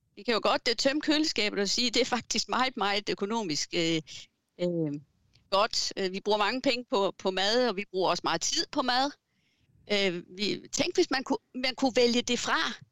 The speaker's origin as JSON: {"language": "Danish", "region": "Southern Jutland", "country": "Denmark", "moved": "yes", "lives_now": "Fredericia, Denmark", "said": "Jeg er sønderjyde"}